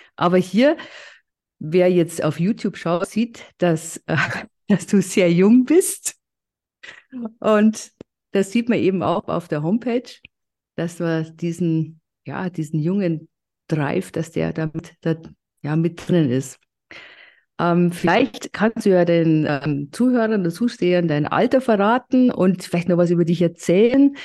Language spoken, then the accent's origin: German; Bavaria, Germany; bei uns in Bayern